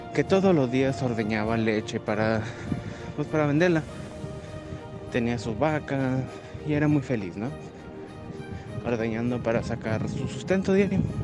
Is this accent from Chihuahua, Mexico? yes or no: yes; Chihuahua, Mexico; tengo 30 años, soy de Chihuahua, México.